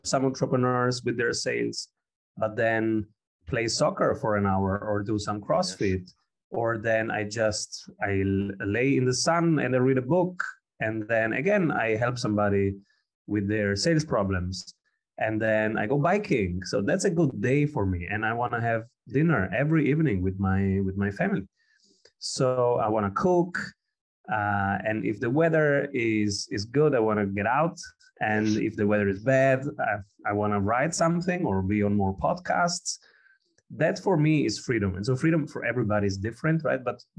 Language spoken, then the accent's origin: English; Rome, Lazio, Italy; English is a second language; also born or lived in Calabria / Austria; I was born in Italy, in Rome, and my father is from South Italy, Calabria. And I was living in Calabria and in Rome and in Austria, because my mother is Austrian, for most of my young life.